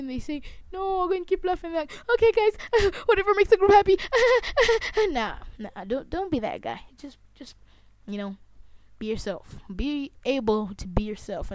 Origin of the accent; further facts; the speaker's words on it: Zambia; I'm not proud of how I sound as a Zambian. I don't care about my accent